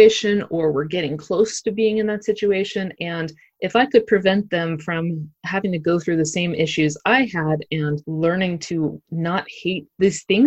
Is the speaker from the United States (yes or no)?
yes; Pittsburgh, Pennsylvania, United States; moved away as an adult; also born or lived in Myrtle Beach, South Carolina / Brooklyn, New York; I'm originally from Pittsburgh